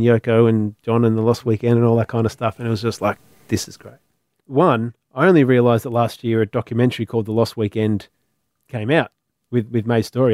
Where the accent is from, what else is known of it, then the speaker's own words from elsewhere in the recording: Melbourne, Victoria, Australia; I was from Melbourne.